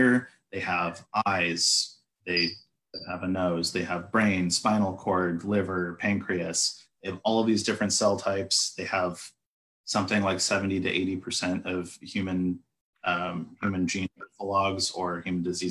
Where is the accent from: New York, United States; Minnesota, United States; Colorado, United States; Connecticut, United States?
Minnesota, United States; moved away as an adult; also born or lived in Salt Lake City, Utah; I grew up in Minnesota